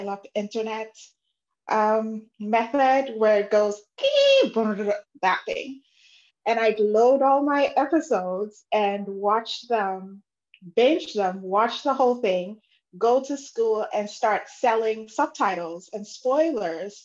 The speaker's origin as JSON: {"language": "English", "country": "Ghana", "tie": "born or raised there", "moved": "yes", "lives_now": "Vancouver, Canada", "said": "I grew up in Ghana"}